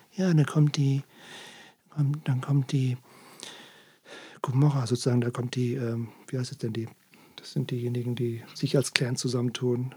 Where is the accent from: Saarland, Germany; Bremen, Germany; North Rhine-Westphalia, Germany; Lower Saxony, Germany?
Lower Saxony, Germany; Worpswede; now in Sylt, Germany; in meiner Heimat